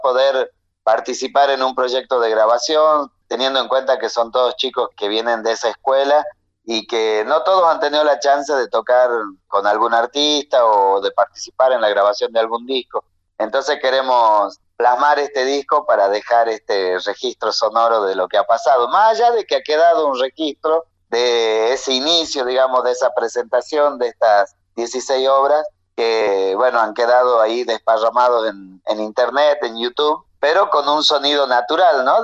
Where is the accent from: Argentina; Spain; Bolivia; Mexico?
Argentina; Humahuaca, Jujuy; also born or lived in La Plata; en mi pueblo natal, en Humahuaca